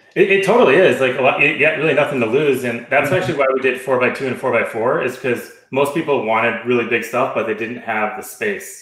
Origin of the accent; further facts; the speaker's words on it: Chicago, Illinois, United States; I grew up in the Chicagoland area.